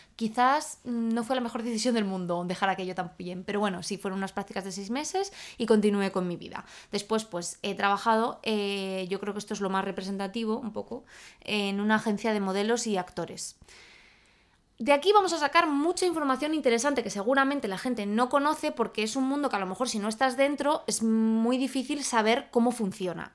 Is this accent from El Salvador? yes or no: no; Salamanca, Castile and León, Spain; moved away as an adult; also born or lived in Madrid; yo soy de Salamanca, entonces yo estudié eh, mi carrera en Salamanca